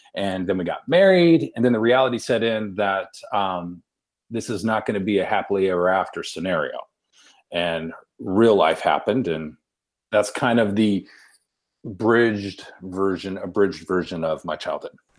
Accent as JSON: {"language": "English", "town": "Victorville", "region": "California", "country": "United States", "tie": "born or raised there", "also_born_or_lived": "Long Beach, California", "said": "I grew up in Victorville"}